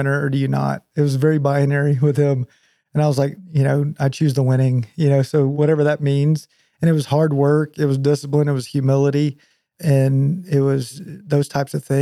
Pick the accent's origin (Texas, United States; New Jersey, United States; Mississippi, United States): Texas, United States; Whitesboro; grew up there, graduated high school, and then ended up going to A&M